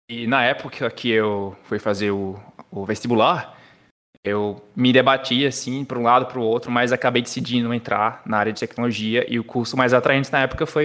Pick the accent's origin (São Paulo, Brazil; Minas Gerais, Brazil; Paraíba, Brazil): Paraíba, Brazil; João Pessoa; born there; o meu sotaque já é um pouco diferente, mas sou paraibano, nasci em João Pessoa